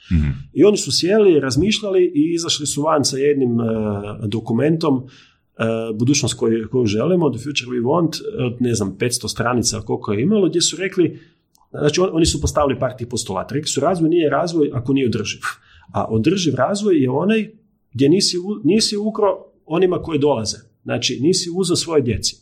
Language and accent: Croatian; Križevci, Koprivnica-Križevci County, Croatia; ja sam iz Križevaca